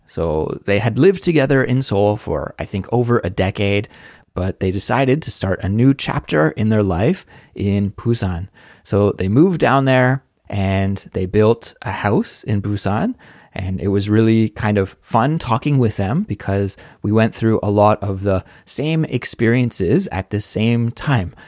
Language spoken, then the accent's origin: English; Canada; moved away as an adult; now in South Korea; as a Canadian living abroad in South Korea